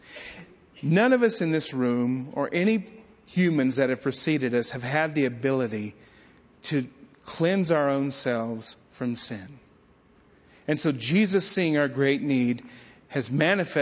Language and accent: English; Bledsoe, Texas, United States; my hometown of Bledsoe, Texas